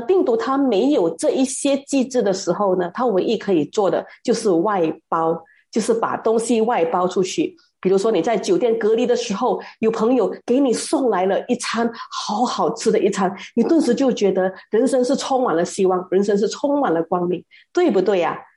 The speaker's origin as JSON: {"language": "Chinese", "country": "Malaysia", "said": "而我们马来西亚人呢，是这两年才养成那种戴口罩跟群力洗手的习惯的"}